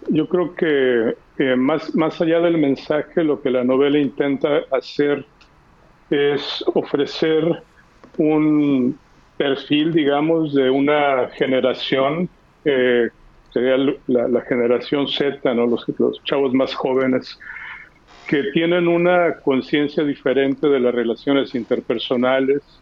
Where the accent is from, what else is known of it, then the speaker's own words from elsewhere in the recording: Mexico; moved away; los que se van o los que nos vamos, yo me fui de México hace 35 años